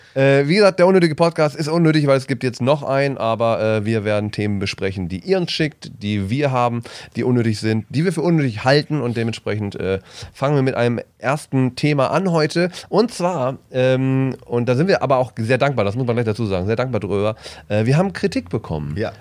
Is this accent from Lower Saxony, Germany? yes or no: no; Bielefeld, North Rhine-Westphalia, Germany; ich komme ja aus Ostwestfalen, aus dem wunderschönen äh, Bielefeld